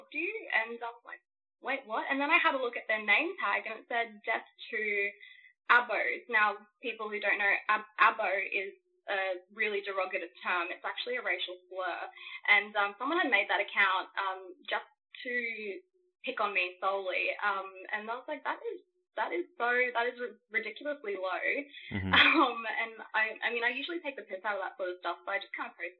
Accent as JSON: {"language": "English", "area": "Darnley Island, Torres Strait", "region": "Queensland", "country": "Australia", "said": "I'm from the Torres Strait and I'm also Aboriginal. So we're the Indigenous Australians of Australia, obviously. So I come from Darnley Island"}